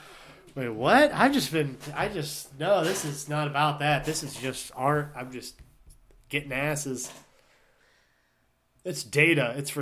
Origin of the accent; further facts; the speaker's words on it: Youngstown, Ohio, United States; I'll be like, I'm from Youngstown, Ohio, and I came all the way here.